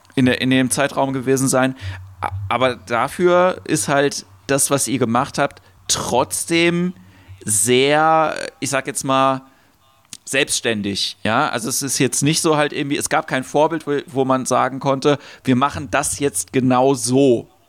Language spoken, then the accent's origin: German; Ludwigshafen, Rhineland-Palatinate, Germany; also born or lived in Mannheim; Ich bin in Mannheim geboren, in Ludwigshafen aufgewachsen